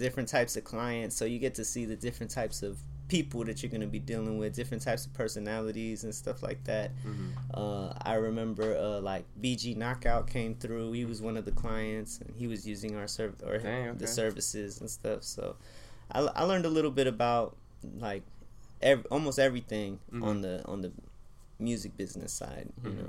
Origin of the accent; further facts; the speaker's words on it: West Coast, United States; So, but then also growing up in the West Coast, you know, you grow up listening to some funk or to ….